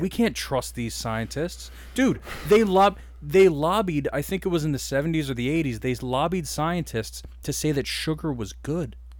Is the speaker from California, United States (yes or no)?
no; Delaware County, Pennsylvania, United States; we're two dudes from Delco